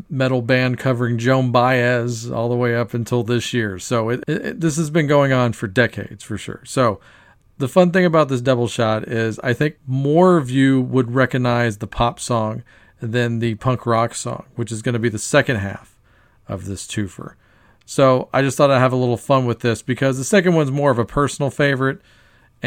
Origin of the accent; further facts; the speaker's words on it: Texas, United States; a band from my home state